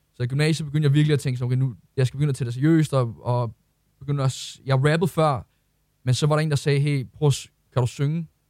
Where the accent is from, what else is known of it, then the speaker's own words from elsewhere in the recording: Ølsted, Capital Region of Denmark, Denmark; jeg kommer fra Ølsted af